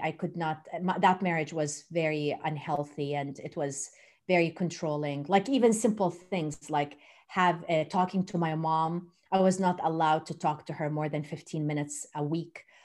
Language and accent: English; Jordan; moved away as an adult; also born or lived in Turkey; now in Louisiana, United States; I was born in Turkey and raised in Jordan. And then I moved to the U S twenty-five years ago